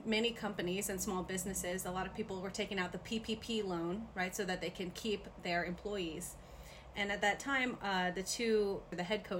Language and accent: English; Lafayette, Louisiana, United States; born or raised there; moved away; also born or lived in Broussard, Louisiana